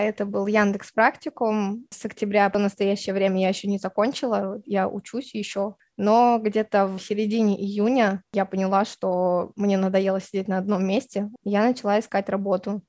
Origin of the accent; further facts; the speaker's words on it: Tashkent, Uzbekistan; мне 24 года, я из Ташкента